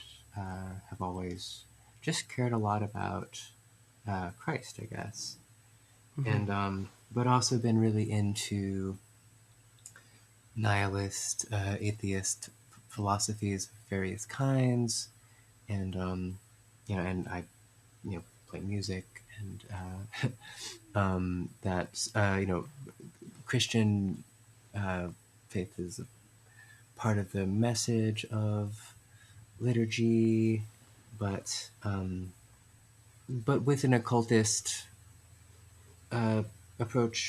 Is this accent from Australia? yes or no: no; New York City, New York, United States; I was raised mostly in New York City